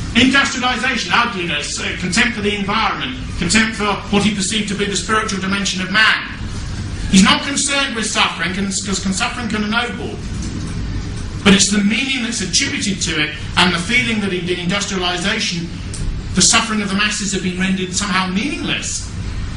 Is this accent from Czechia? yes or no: no; England, United Kingdom; as an Englishman